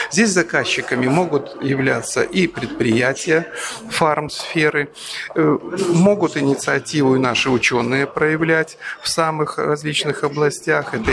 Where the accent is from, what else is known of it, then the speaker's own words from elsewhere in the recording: Armenia; now in Vitebsk, Belarus; Я армянин, живу в Витебске, поэтому Беларусь в целом.